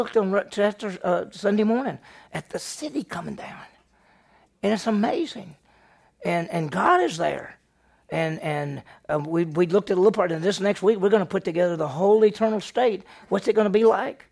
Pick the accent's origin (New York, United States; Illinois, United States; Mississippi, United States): Mississippi, United States; Meridian; I grew up in Meridian, Mississippi, and it's a city